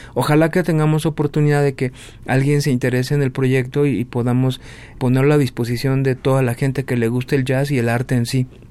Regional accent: Mexico; tú como mexicano

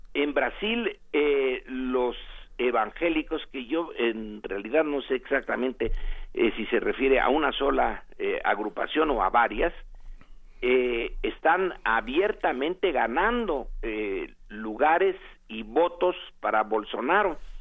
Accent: Mexico; nosotros en México

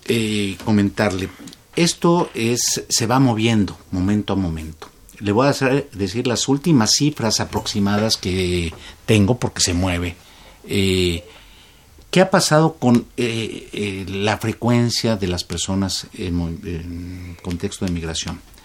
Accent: Mexico

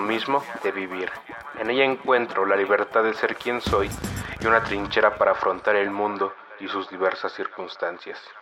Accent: Mexico City, Mexico; soy originario de la Ciudad de México, donde actualmente vivo

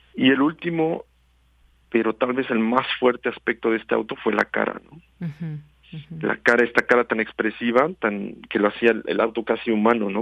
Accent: Mexico; como mexicanos pues nos tocó crecer no con, el bocho con la combi y, y, tener este este este tipo de auto siempre enfrente de los ojos no por toda la ciudad

